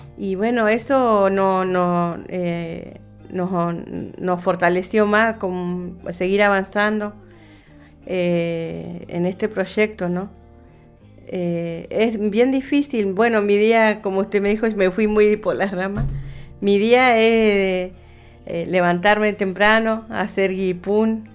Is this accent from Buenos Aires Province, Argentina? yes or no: no; Comodoro Rivadavia, Chubut, Argentina; moved away as an adult; also born or lived in Cushamen; yo vivía en, Comodoro, mis hijos nacieron en Comodoro, yo nací en Comodoro.